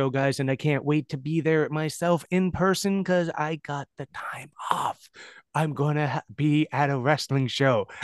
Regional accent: London, Ontario, Canada; I'm from London

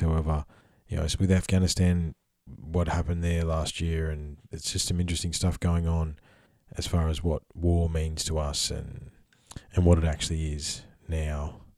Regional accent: Australia; I'm Australian, because being an Aussie is a unique perspective

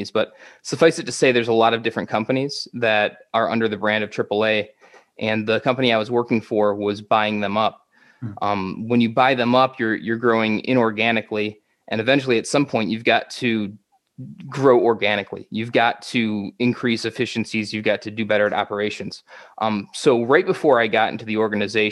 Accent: Michigan, United States; moved away as an adult; also born or lived in Virginia; back in my home state of Michigan

